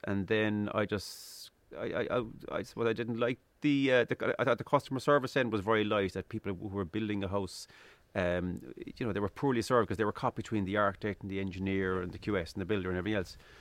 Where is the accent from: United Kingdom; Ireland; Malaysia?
Ireland; Midleton, Munster; I'm originally from Middleton in, in County Cork, East Cork